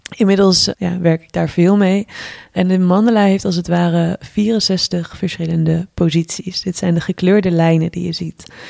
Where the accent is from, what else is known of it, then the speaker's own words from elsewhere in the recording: Twente, Overijssel, Netherlands; moved away; ben op dit moment ook voor de kerstdagen even terug in eh, het dorp in Twente, waar wij allebei zijn opgegroeid